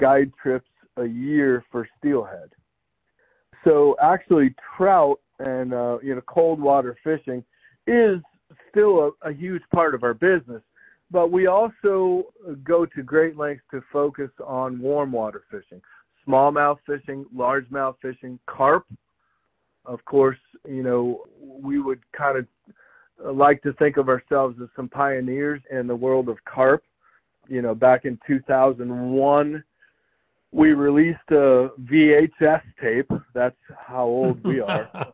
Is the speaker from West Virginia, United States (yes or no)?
no; South Florida, United States; now in Columbus, United States; I grew up fishing in South Florida